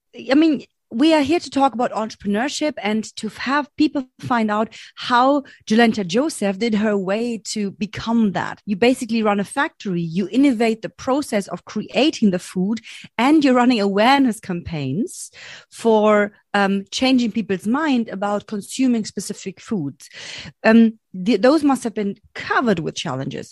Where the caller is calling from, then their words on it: Berlin, Germany; I'm calling from Berlin, Germany.